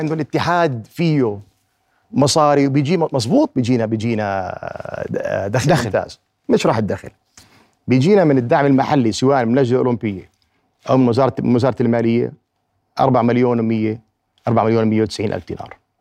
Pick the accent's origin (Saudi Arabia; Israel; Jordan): Jordan; عندنا في الأردن